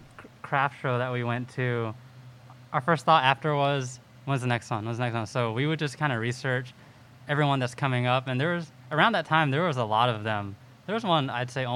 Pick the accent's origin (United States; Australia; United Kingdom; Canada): United States; Huntsville, Alabama; I'm actually from Huntsville. I was born here and been here pretty much all my life.